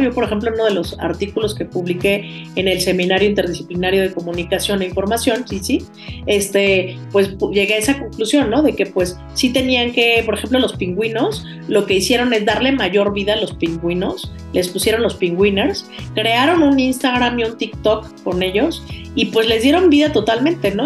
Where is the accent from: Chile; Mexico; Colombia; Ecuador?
Mexico